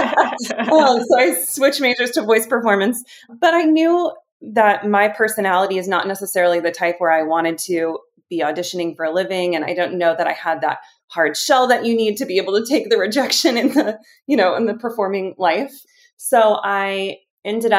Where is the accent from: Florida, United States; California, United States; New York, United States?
Florida, United States; Jacksonville; I grew up in Jacksonville, Florida